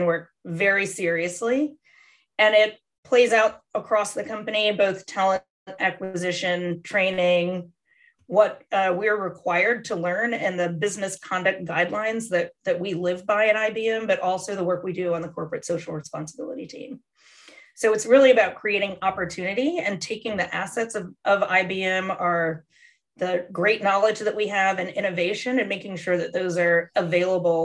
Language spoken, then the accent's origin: English; Washington, District of Columbia, United States; moved away as an adult; now in Chevy Chase, United States; I'm a fifth generation Washingtonian